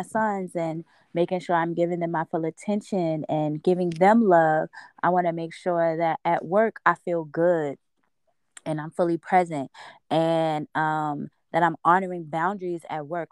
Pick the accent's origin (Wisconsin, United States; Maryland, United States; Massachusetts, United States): Maryland, United States; Baltimore; now in Los Angeles, United States; we're from Baltimore